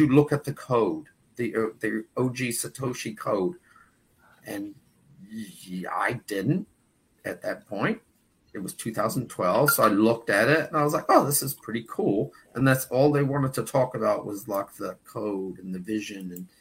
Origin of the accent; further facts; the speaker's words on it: New York City, New York, United States; now in New Zealand; I was born and raised in the Bronx in New York